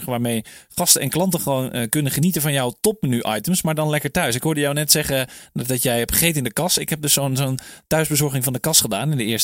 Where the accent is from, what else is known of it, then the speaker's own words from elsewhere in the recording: Netherlands; wij als Nederlanders